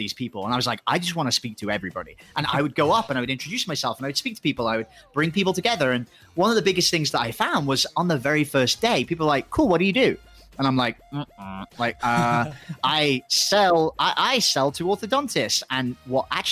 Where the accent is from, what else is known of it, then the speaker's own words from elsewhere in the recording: England, United Kingdom; moved away as an adult; also born or lived in Thailand; I'm going to either have to go back home to England